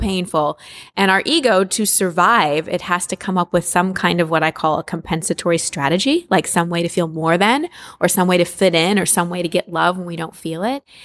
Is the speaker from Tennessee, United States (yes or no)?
no; Texas, United States; I, I grew up in Texas